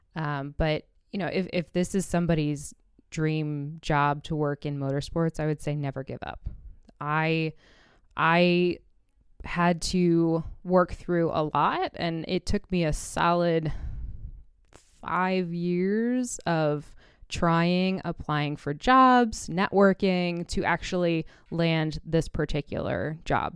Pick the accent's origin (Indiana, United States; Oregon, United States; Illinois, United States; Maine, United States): Indiana, United States; Indianapolis; moved away; also born or lived in New York City; I was born in Indianapolis and kind of grew up around IndyCar racing.